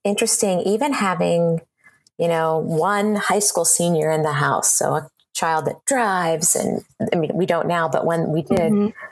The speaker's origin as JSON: {"language": "English", "region": "Ohio", "country": "United States", "tie": "born or raised there", "moved": "as an adult", "lives_now": "Seattle, United States", "said": "I grew up in Ohio in the same small town, lived there all my life"}